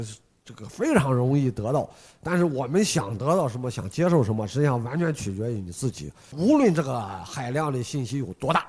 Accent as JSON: {"language": "Chinese", "country": "China", "said": "我们中国人"}